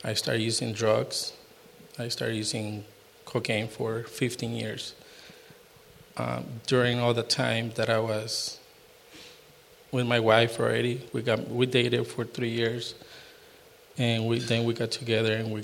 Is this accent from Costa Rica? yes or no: yes; Costa Rica; now in United States; I'm from Costa Rica